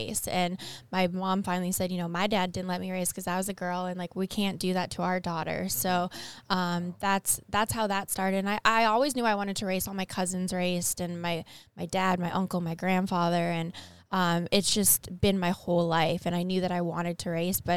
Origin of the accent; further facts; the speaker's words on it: Winnipeg, Manitoba, Canada; moved away as an adult; now in North Carolina, United States; I'm from Winnipeg, Manitoba. I currently live in the States now